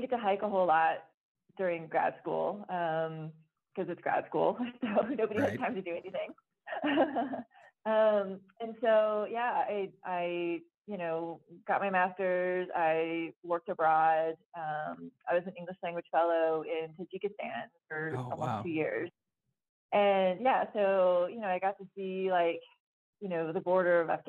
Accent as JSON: {"language": "English", "region": "Florida", "country": "United States", "tie": "born or raised there", "also_born_or_lived": "Flagstaff, Arizona", "moved": "as an adult", "said": "I grew up in Florida"}